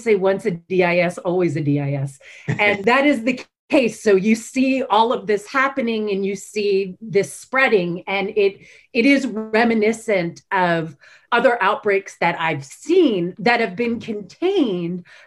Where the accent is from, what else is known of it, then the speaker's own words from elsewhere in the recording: Baltimore, Maryland, United States; I grew up in Baltimore. Baltimore, Maryland.